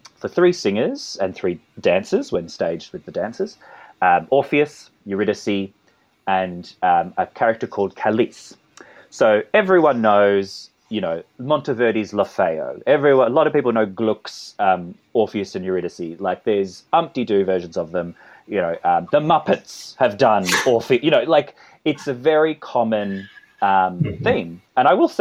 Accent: Australia; accent: Australian; my Australian accent

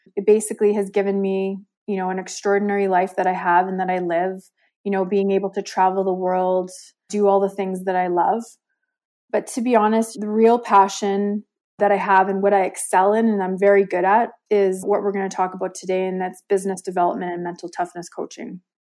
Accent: Calgary, Alberta, Canada; I'm from Calgary, Alberta, Canada. Born and raised a first generation Canadian

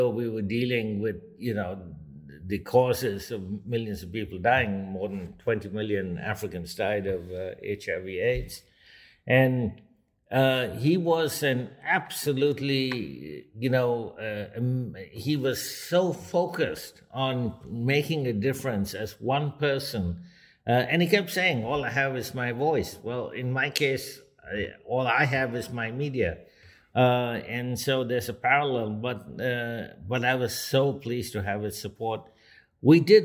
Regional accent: India; moved away; also born or lived in Kolkata, India / Mumbai, India; I grew up in Calcutta and Bombay, as they were then called

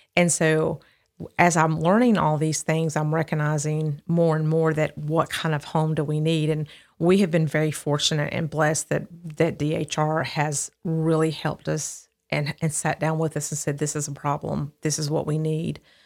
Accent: Midfield, Alabama, United States; also born or lived in Birmingham, Alabama; I grew up in Midfield, Alabama

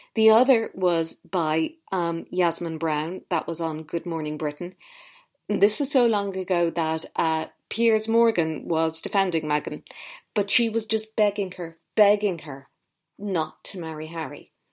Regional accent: Ireland; I grew up in Ireland

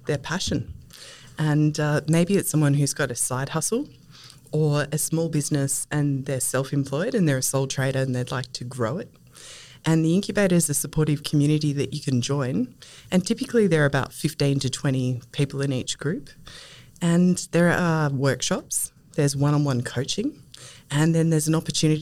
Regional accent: Castlemaine, Victoria, Australia; moved away as an adult; also born or lived in Melbourne; I'm a country girl and I grew up in Castlemaine

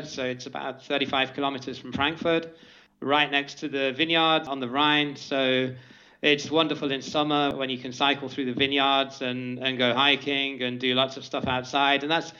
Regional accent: Birmingham, West Midlands, United Kingdom; moved away as an adult; now in Germany; I have been in Germany for 12 years. I'm originally from the Birmingham area in the UK. And yeah, I moved to Germany in 2006 for a really good job offer that I had out there.

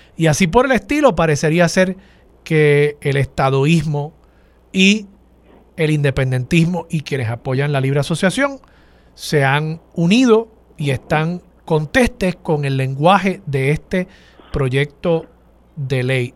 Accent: Puerto Rico; A los puertorriqueños

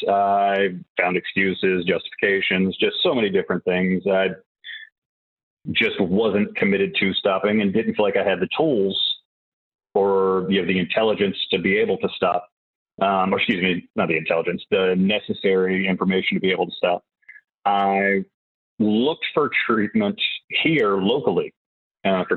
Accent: Whiteville, North Carolina, United States; I am from a small town called Whiteville, North Carolina

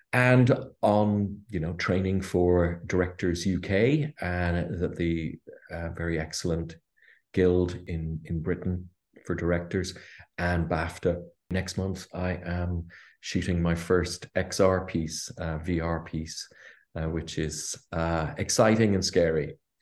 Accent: Ireland; I'm Irish, grew up here in Ireland

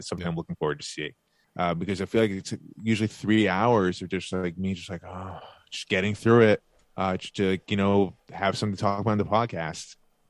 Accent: Long Island, New York, United States; I'm also from Long Island.

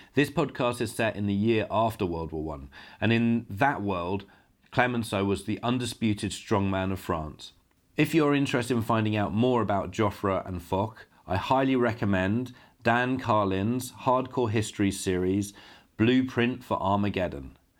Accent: United Kingdom; now in Poland; a British filmmaker now living and working in Poland

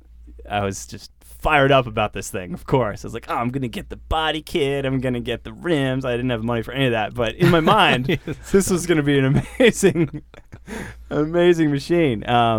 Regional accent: Boston, Massachusetts, United States; now in California, United States; I'm from Boston originally

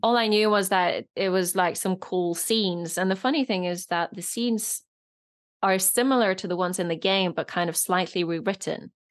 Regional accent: Norway; first language Norwegian and Polish; English is a second language; moved away as an adult; now in United Kingdom; I grew up in Norway, uh, most of the time

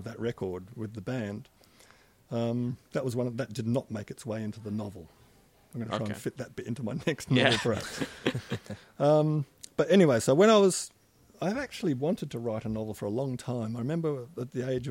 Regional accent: Perth, Western Australia, Australia; moved away as an adult; also born or lived in London / Melbourne; now in East Gippsland, Australia; I grew up in Perth in the 50s and early 60s

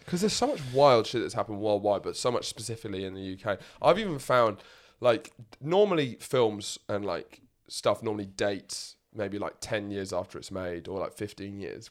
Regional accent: England, United Kingdom; we don't like being English

